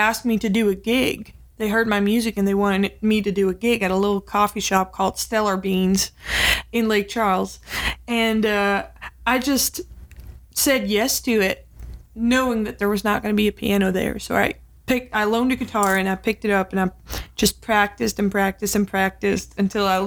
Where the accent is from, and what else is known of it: Utrecht, Netherlands; born or raised there